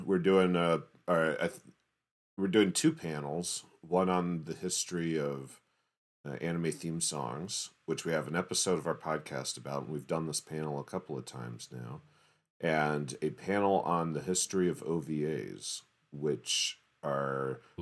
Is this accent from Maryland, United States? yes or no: yes; Baltimore, Maryland, United States; also born or lived in Atlanta, Georgia; I was born in Atlanta and moved to Baltimore when I was like five